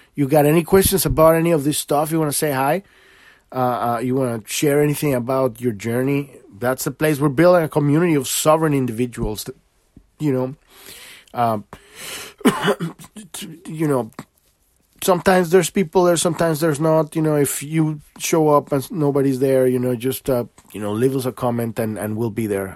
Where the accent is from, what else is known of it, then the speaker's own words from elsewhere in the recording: Mexico; I'm from Mexico. My country is beautiful, too